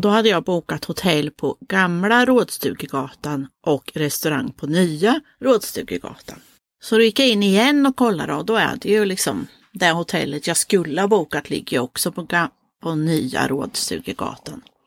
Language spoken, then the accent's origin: Swedish; Motala, Östergötland, Sweden; ifrån Motala där vi kommer ifrån